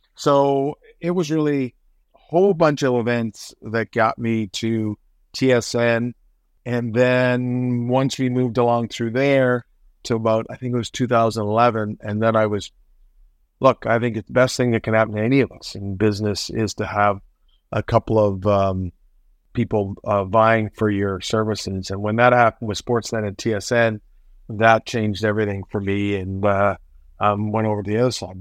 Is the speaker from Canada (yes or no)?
yes; Hamilton, Ontario, Canada; also born or lived in Toronto; I grew up on the Hamilton Mountain and lived there until Well, I went to McMaster for four years, so I guess until I was about twenty-one, then I moved to Toronto